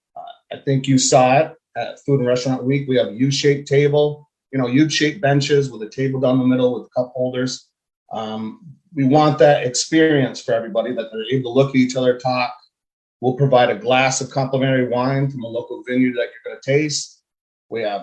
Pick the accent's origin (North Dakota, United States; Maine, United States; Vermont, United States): Vermont, United States; moved away as an adult; now in North Carolina, United States; we're both originally from Vermont, smaller towns or whatever.